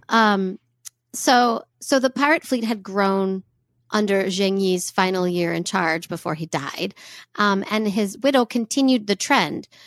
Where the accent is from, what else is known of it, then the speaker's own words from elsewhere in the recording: United States; we're American